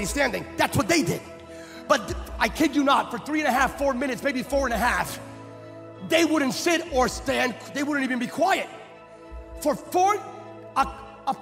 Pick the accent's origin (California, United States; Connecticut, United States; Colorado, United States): California, United States; I'm a Californian